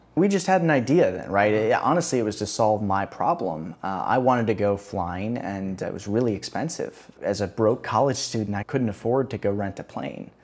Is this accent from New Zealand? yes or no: no; Chicago, Illinois, United States; moved away as an adult; also born or lived in Boston; now in Rio de Janeiro, Brazil; I grew up in Chicago